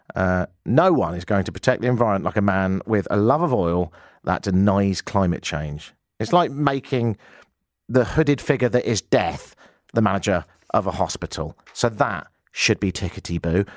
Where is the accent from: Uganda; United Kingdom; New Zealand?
United Kingdom; now in Canada; I'm British